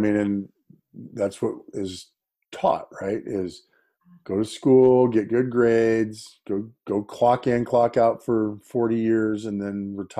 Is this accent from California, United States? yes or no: yes; Folsom, California, United States; I am, actually. I'm up in the Sacramento area, Folsom.